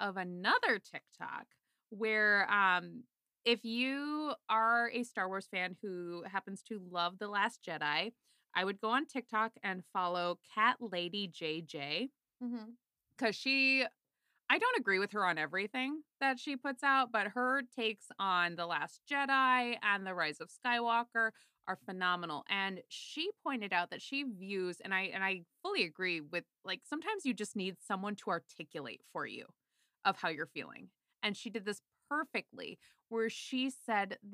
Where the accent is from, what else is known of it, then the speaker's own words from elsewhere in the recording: Iowa, United States; moved away as an adult; also born or lived in New York; I was from Iowa, and they're like, oh, did you go to this high school? I'm like, yeah, I did